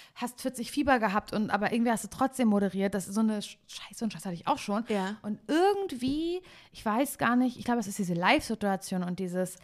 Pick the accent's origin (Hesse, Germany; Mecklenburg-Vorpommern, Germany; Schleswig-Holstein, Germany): Mecklenburg-Vorpommern, Germany; Parchim; now in Cologne, Germany; ich bin ja eigentlich ursprünglich aus Parchim